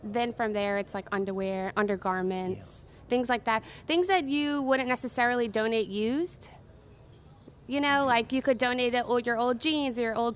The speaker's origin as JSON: {"language": "English", "town": "New Orleans", "region": "Louisiana", "country": "United States", "also_born_or_lived": "Los Angeles", "moved": "as an adult", "said": "I'm from New Orleans originally, when I moved to Los Angeles to go to fashion design school"}